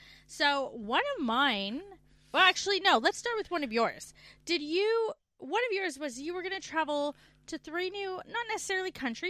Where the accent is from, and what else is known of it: Canada; moved away as an adult